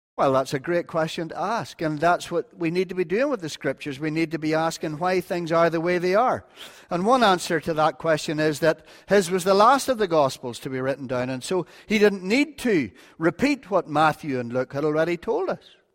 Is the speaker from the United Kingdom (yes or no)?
yes; North Antrim, Northern Ireland, United Kingdom; I'm from North Antrim